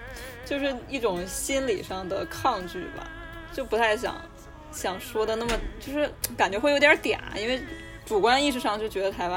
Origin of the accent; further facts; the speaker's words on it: Northeast China, China; accent: Northeastern (Dongbei); moved away as an adult; also born or lived in Taiwan / Hangzhou; 我这么浓重的东北口音在台湾